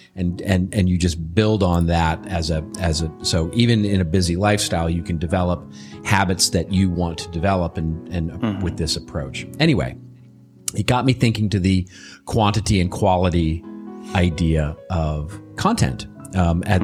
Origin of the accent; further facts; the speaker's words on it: Texas, United States; moved away; growing up in Texas